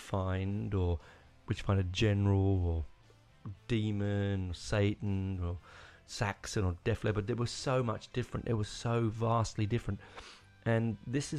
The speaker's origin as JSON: {"language": "English", "country": "United Kingdom", "said": "I'm very British"}